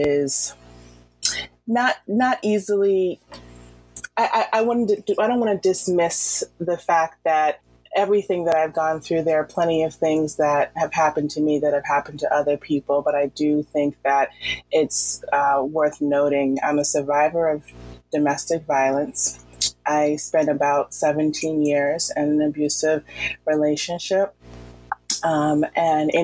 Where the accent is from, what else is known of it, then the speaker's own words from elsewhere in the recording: Boston, Massachusetts, United States; also born or lived in Virginia / Washington, D.C.; I'm originally from Boston